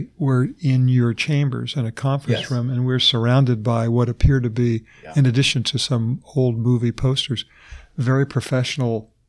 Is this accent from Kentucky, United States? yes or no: no; San Diego, California, United States; I was a kid growing up in Point Loma, a long, long time ago